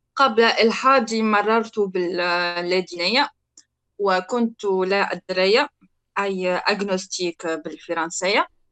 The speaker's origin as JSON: {"language": "Arabic", "country": "Tunisia", "moved": "as an adult", "said": "انا تونسيه"}